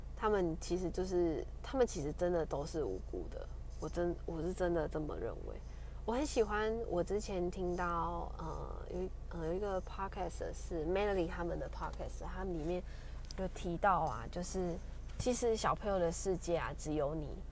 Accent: Kaohsiung, Taiwan; moved away; 我是高雄人

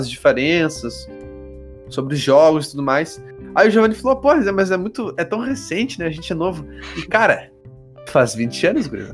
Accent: Porto Alegre, Rio Grande do Sul, Brazil; eu sou de Porto Alegre

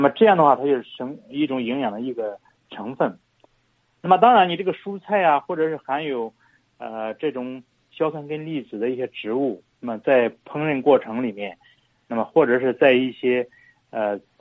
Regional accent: China; 我们中国人富裕了嘛

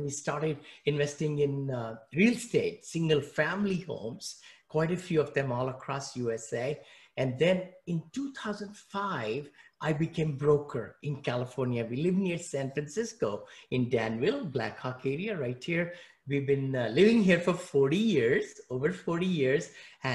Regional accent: New Delhi, Delhi, India; English is a second language; moved away as an adult; also born or lived in Mumbai, India; now in United States; I grew up in New Delhi, India

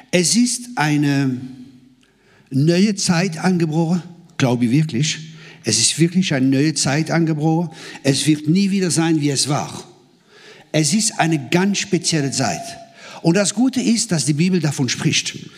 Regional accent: Grand Est, France; Ich komme aus dem Elsass, aus dem verheißenen Land. Das Land, wo Bier und Sauerkraut fließt.

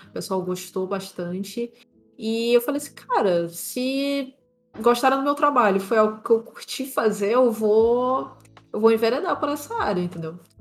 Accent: São Luís, Maranhão, Brazil; eu sou natural de São Luís, Maranhão. Então, sou aqui do Nordeste brasileiro

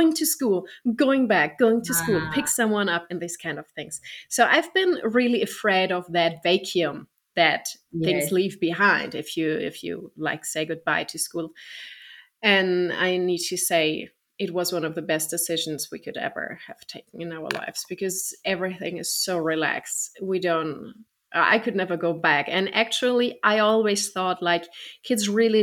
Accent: Germany; I'm from Germany

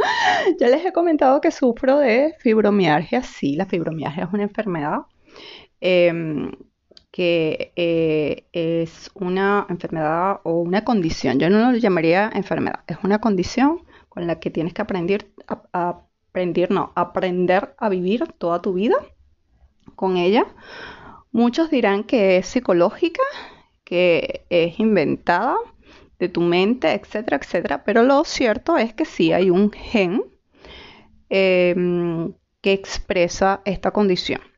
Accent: Venezuela; moved away as an adult; now in Chile; ya saben que soy venezolana, em, y tengo muchas especialidades, psiquiatra, etcétera, etcétera, etcétera, pero aquí en Chile soy una migrante más

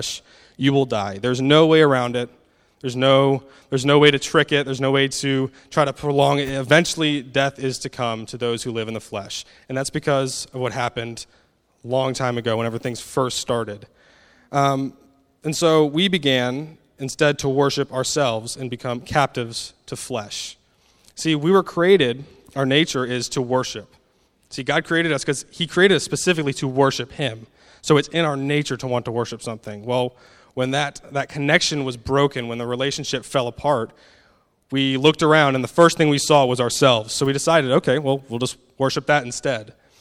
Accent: United States; moved away; I'm an American, so I hope my accent isn't too hard to understand

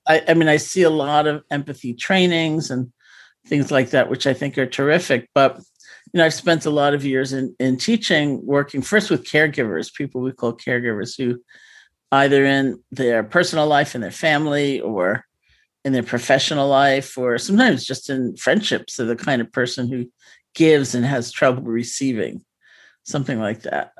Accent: New York City, New York, United States; I grew up in New York City

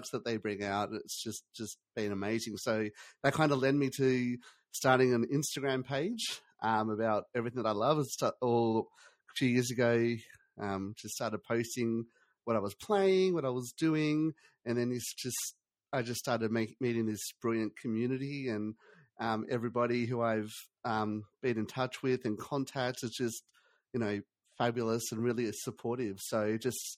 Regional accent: Australia; I'm from Australia.

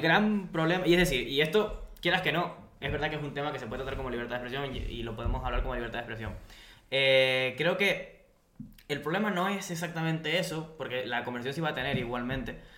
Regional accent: Spain

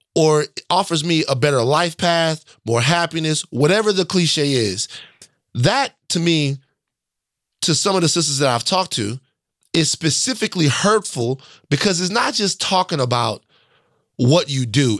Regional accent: the South, United States; I'm from the South.

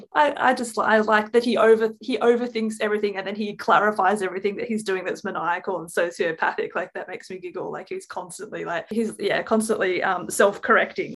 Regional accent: Australia; in Australia we go alrighty roo

